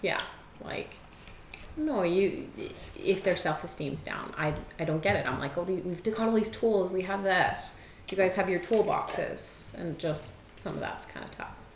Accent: Germany; now in Edmonton, Canada; I was born in Germany.

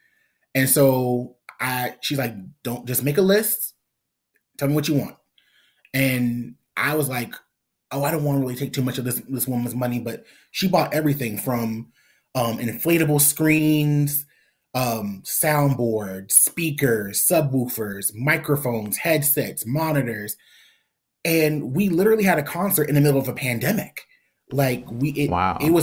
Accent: South Carolina, United States; my hometown

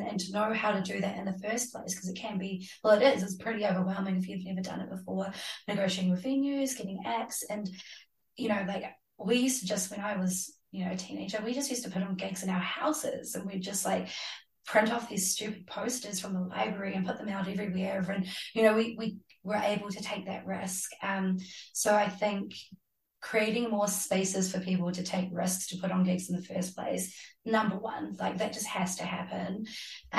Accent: Hamilton, Waikato, New Zealand; moved away as an adult; also born or lived in Glasgow, United Kingdom / Amsterdam, Netherlands / Sark; now in Auckland, New Zealand; I grew up in Hamilton

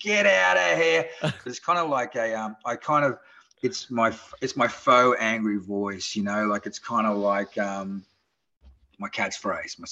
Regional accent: Australia; accent: Australian; moved away; my Australian accent

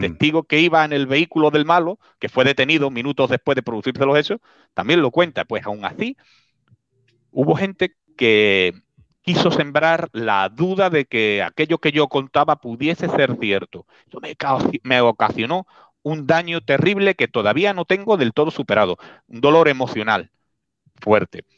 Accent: Spain; Spain, España, Spain

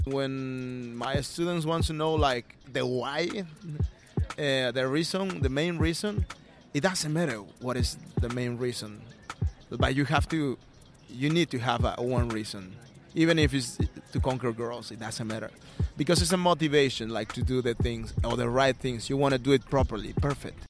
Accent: Callao, Peru; English is a second language; moved away as an adult; I'm from Peru. Uh, I was born in a uh, dangerous neighborhood. Uh, the name is Callao, Callao Bellavista. Uh, it's it's in Lima

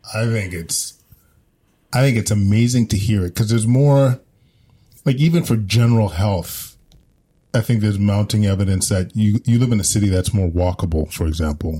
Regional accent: Edmonton, Alberta, Canada; now in Ottawa, Canada; I grew up in Edmonton

